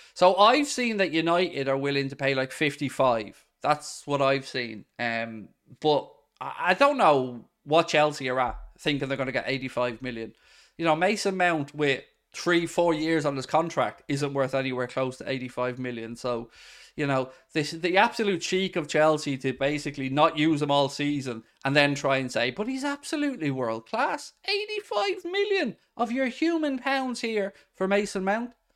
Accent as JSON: {"language": "English", "country": "Ireland", "said": "As an Irishman"}